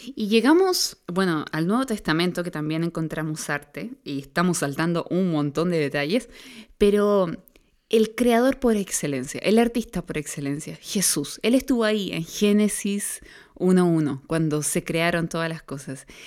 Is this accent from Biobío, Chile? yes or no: yes; Concepción, Biobío, Chile; Nosotros vivimos en una cultura chilena y más específicamente los que somos aquí de Conce, una cultura penquista